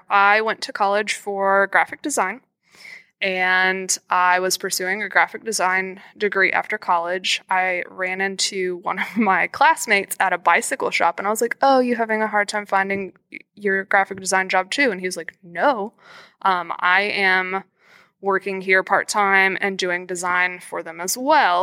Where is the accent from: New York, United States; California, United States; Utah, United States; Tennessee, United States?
Tennessee, United States; Nashville; also born or lived in Cincinnati; I'm from Nashville. I'm lucky to work in Nashville too, but I wanted to end up at home